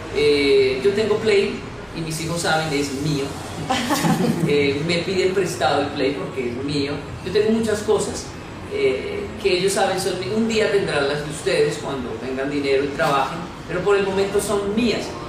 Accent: Bogotá, Colombia; also born or lived in Japan; soy colombiano, soy de Ciudad Bolívar

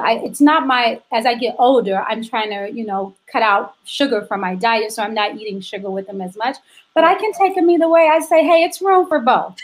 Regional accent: Chicago, Illinois, United States; my hometown of Chicago, which is where I am now

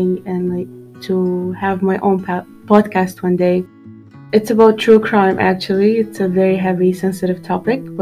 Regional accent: Qatar; also born or lived in Morocco; I've always lived here

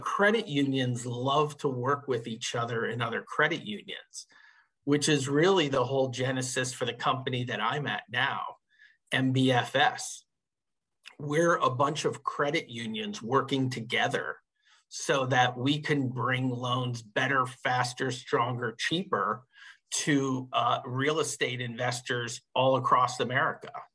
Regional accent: Northeast Pennsylvania coal region, United States; also born or lived in suburbs of Philadelphia, Pennsylvania; I grew up in Northeast Pennsylvania in the coal region

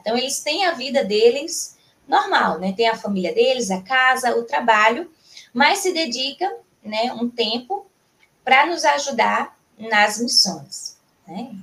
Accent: João Pessoa, Paraíba, Brazil; sou natural de João Pessoa, na Paraíba

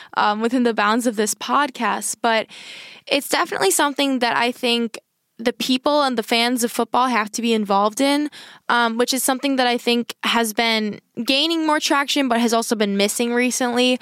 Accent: United States; I'm an American

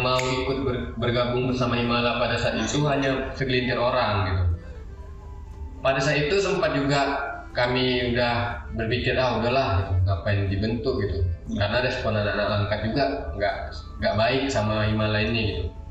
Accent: Tanjung Pura, North Sumatra, Indonesia; also born or lived in Medan; asal saya Tanjung Pura

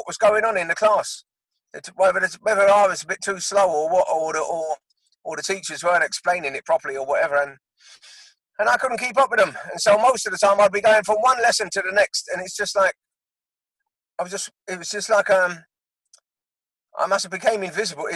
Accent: London, United Kingdom; moved away as an adult; now in Surrey, United Kingdom; I was born in Willesden, northwest London, and that's where I was brought up.

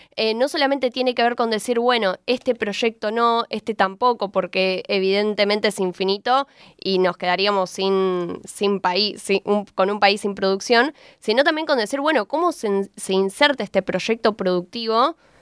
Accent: Argentina

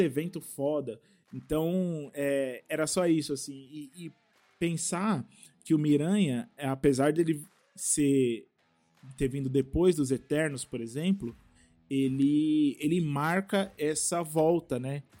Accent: Taboão da Serra, São Paulo, Brazil; eu sou aqui de Taboão da Serra

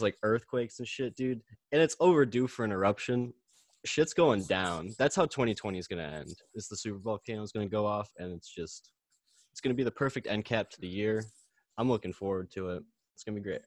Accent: Chicago, Illinois, United States; now in Missouri, United States; I'm from Chicago, but I'm in Missouri right now

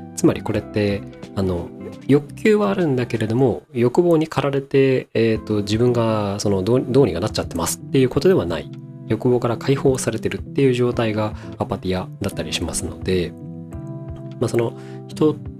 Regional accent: Tokai, Japan; まあ、東海地方の出身なんですけれども

